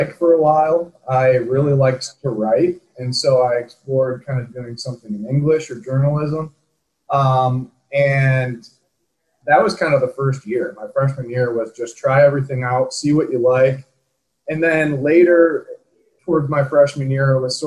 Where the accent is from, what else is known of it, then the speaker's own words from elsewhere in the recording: Michigan, United States; moved away as an adult; also born or lived in Utah; I grew up in Michigan.